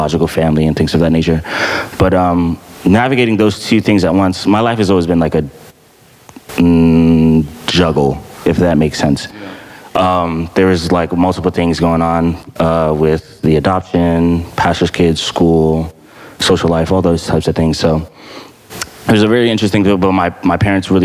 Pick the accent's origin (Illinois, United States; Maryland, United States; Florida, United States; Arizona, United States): Maryland, United States; Landover; also born or lived in Ghana; came to America after the 5 years and have been living in Landover, Maryland ever since